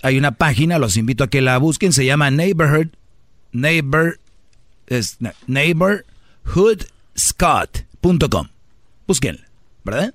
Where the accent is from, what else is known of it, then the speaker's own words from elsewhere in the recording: Mexico; Yo soy mexicano